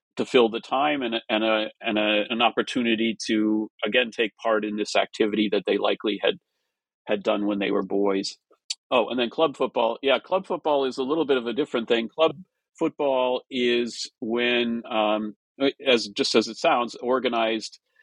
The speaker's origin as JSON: {"language": "English", "area": "Minnesota and Wisconsin", "region": "Midwest", "country": "United States", "tie": "born or raised there", "said": "I grew up in the Midwest in Minnesota and Wisconsin."}